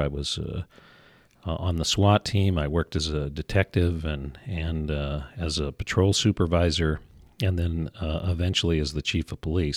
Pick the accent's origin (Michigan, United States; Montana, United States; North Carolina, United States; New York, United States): Montana, United States; Kalispell; I was raised here, not born. We actually moved